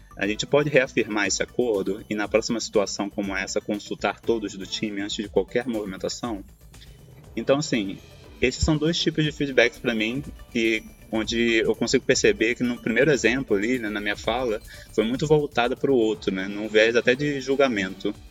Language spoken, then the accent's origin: Portuguese; Rio de Janeiro, Brazil; now in Turin, Italy; sou carioca, hoje estou morando aqui na Itália, em Turim